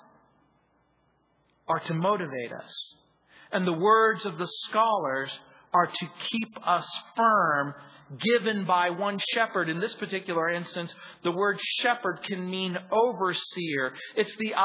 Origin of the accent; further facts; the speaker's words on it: United States; I grew up in the Mojave Desert